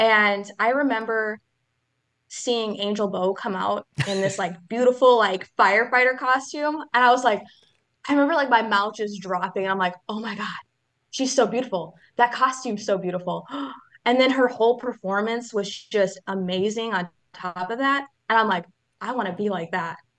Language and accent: English; Leona, Wisconsin, United States; I am from a little town called Leona from Wisconsin.